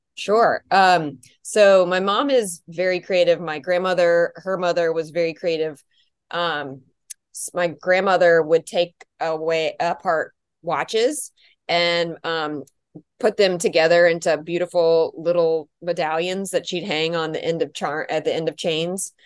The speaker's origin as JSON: {"language": "English", "town": "Charlotte", "region": "North Carolina", "country": "United States", "tie": "born or raised there", "also_born_or_lived": "Washington, D.C.", "said": "I was born in D C, but both my parents, um, went to Georgetown and I was born there. And then we, um, moved to Charlotte, North Carolina when I was two"}